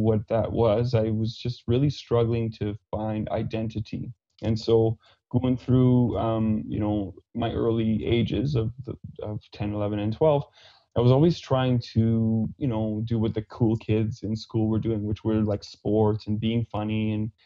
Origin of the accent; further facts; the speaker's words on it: Saskatchewan, Canada; accent: Fransaskois; first language French; English is a second language; now in Calgary, Canada; I grew up on a small farm half an hour east of Saskatoon in Saskatchewan, and grew up very sheltered, and speaking French is my first language.